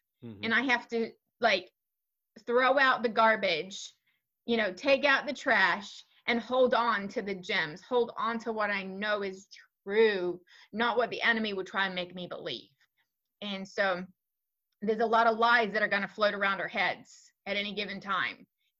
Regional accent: New Zealand; So I grew up in New Zealand. I know my accent doesn't reflect what most people consider a New Zealand accent.

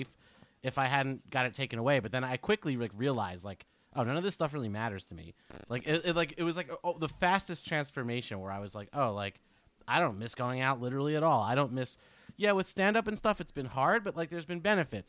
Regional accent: Keyport, New Jersey, United States; I was alone for 3 months in an apartment in Keyport, New Jersey.

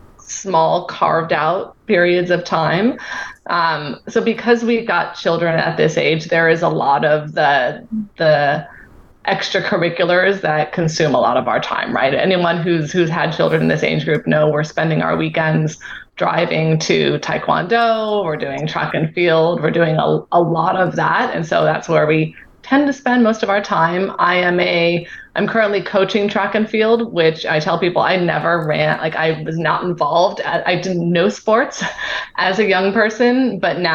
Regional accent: Southern California, United States; moved away as an adult; also born or lived in United Kingdom; now in Boston, United States; I grew up in Southern California.

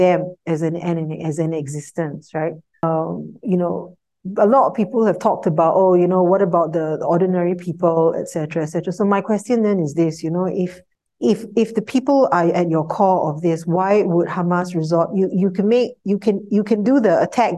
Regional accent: Singapore; as a Singaporean

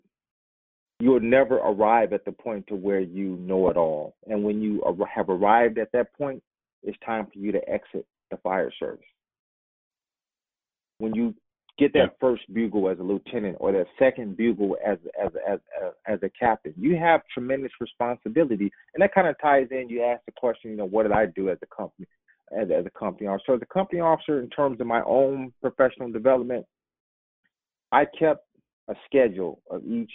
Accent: Indianapolis, Indiana, United States; my hometown, Indianapolis

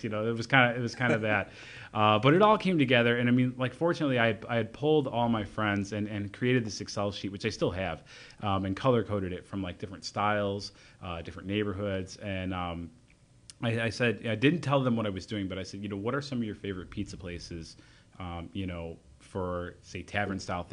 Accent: Elmhurst, Illinois, United States; born or raised there

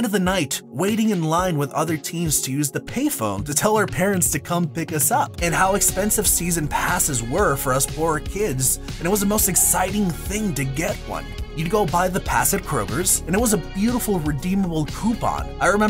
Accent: Houston, Texas, United States; I grew up in Houston literally my entire life

